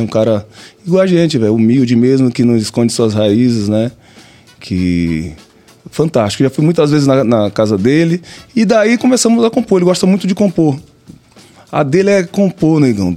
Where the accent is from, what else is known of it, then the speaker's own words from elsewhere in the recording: Catu, Bahia, Brazil; also born or lived in Pojuca, Bahia; eu nasci em Pojuca, né? Mas com um ano de idade eu fui para Catu. Então eu sou um pojucano catuense